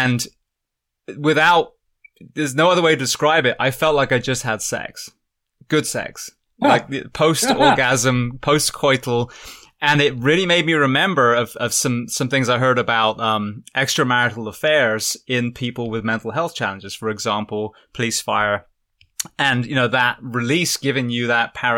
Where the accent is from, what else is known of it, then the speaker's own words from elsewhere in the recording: England, United Kingdom; moved away; I grew up in England, so I grew up around cold, swimming in like 46 degree lakes